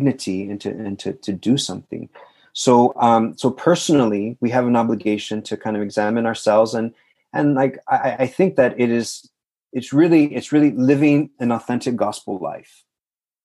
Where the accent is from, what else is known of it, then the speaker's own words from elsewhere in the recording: South Texas, United States; I'm from South Texas